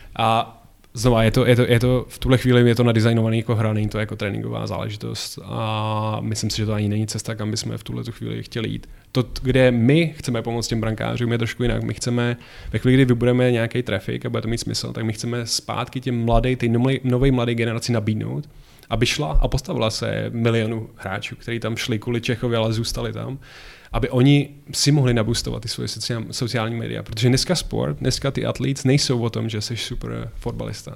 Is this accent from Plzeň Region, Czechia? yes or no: yes; Plzeň, Plzeň Region, Czechia; já jsem chodil na stejnou základku jako on v Plzni na fotbalovou